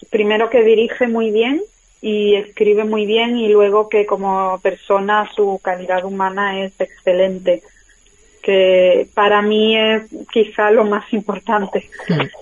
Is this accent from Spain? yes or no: yes; Málaga, Andalusia, Spain; also born or lived in London; now in Madrid, Spain; Bueno, pues yo soy una actriz de Málaga y, nada, bueno, pues llevo unos cuantos años viviendo en Madrid, antes viví en Londres y me he formado como actriz en Londres